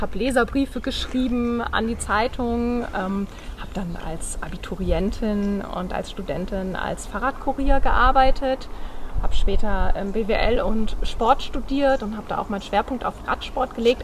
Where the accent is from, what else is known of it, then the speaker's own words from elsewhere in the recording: North Sea coast near Cuxhaven, Lower Saxony, Germany; moved away; Ich bin an der Nordsee. Ich komme von der Nordseeküste in der mhm. Nähe von Cuxhaven